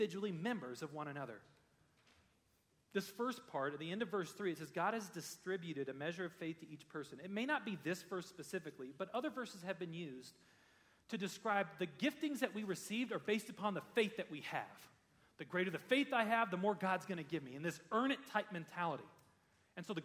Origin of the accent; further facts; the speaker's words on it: United States; As a pastor in a church, growing up in America